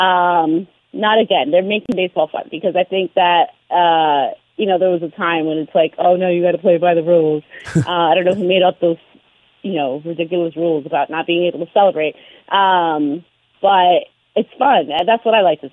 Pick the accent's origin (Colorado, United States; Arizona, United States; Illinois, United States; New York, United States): New York, United States; I'm a New Yorker